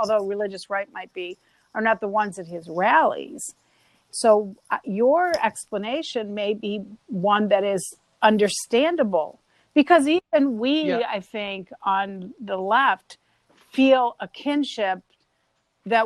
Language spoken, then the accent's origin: English; Cleveland, Ohio, United States; When Mo and I would say Cleveland